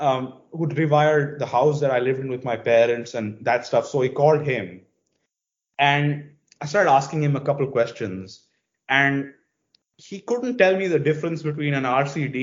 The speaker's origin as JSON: {"language": "English", "country": "India", "first_language": "English", "said": "And because India was a British colony, we speak English. So English is my first language"}